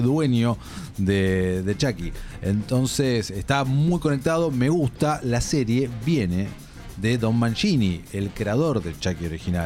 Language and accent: Spanish; Argentina; nosotros como argentinos